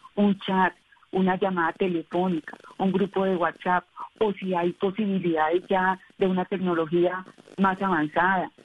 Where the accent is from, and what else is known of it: Colombia